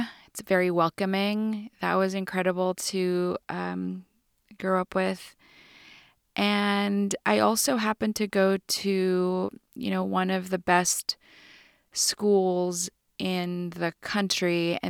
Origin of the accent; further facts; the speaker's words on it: California, United States; Mostly I feel like I'm a Californian.